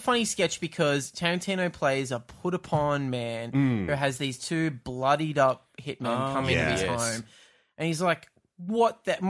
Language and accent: English; Australia; We're actually from Australia.